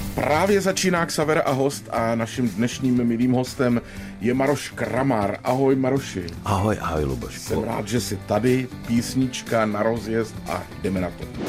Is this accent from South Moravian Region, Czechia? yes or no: yes; Brno, South Moravian Region, Czechia; já jako Brňák starý